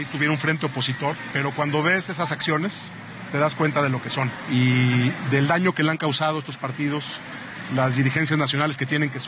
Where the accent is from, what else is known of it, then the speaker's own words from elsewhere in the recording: Mexico; como mexicano